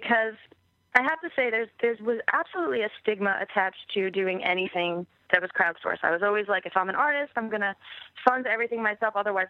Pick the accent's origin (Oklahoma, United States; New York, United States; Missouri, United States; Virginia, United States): New York, United States; Bayport; also born or lived in England; I am from Long Island, yes.